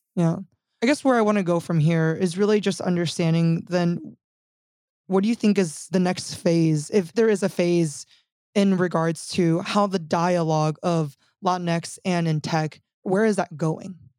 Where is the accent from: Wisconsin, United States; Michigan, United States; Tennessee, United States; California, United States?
California, United States; also born or lived in Silicon Valley; So I'm from California. I spent eight years in Silicon Valley. And I think strongly identifying as Californian even at a very young age